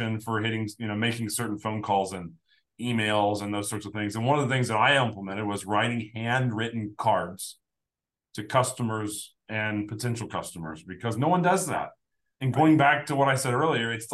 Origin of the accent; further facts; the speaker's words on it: Evansville, Indiana, United States; I'm from Evansville, Indiana